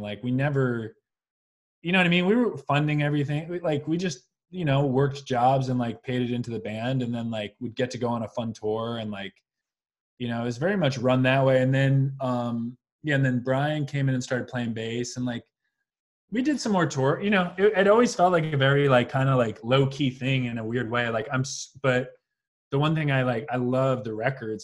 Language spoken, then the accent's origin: English; Long Island, New York, United States; moved away as an adult; also born or lived in Brooklyn, New York; now in Los Angeles, United States; I grew up on Long Island.